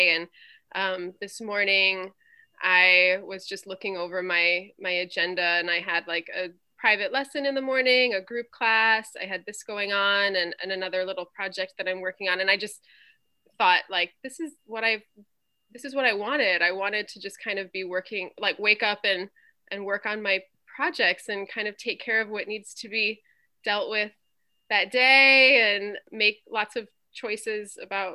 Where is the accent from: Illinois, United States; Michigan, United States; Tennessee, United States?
Illinois, United States; Crystal Lake; moved away as an adult; also born or lived in Arizona / Germany / Hawaii; I grew up in Crystal Lake, Illinois